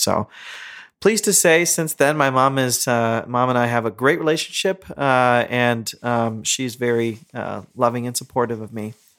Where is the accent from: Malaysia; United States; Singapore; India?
India; As rebellious as an Indian can be